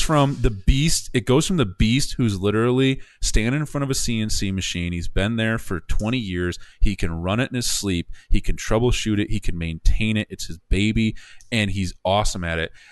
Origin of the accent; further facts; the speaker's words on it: Coopersville, Michigan, United States; my hometown of Coopersville